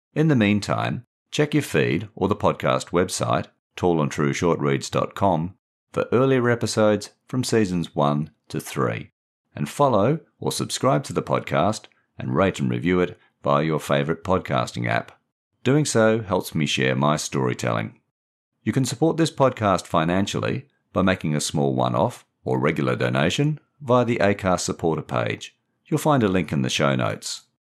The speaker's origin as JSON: {"language": "English", "town": "Perth", "region": "Western Australia", "country": "Australia", "tie": "born or raised there", "said": "I grew up in Perth in the 1960s and 70s and supported the East Perth footy team"}